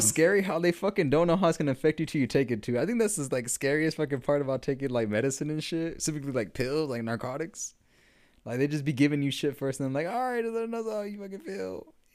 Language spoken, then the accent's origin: English; Denton County, Texas, United States; that was in my hometown